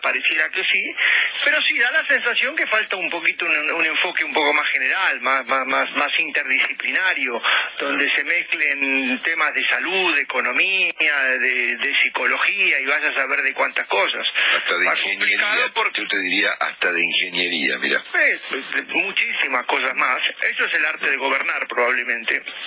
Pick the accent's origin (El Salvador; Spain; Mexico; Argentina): Argentina